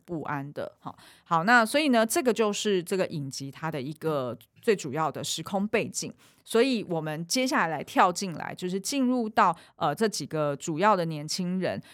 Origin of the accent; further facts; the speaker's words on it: Taiwan; 因为我小时候是在眷村成长